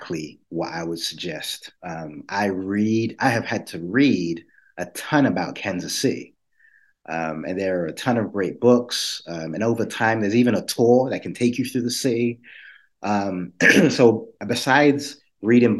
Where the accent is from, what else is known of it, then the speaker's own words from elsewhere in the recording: London, United Kingdom; moved away; I grew up in London, but my family is Jamaican.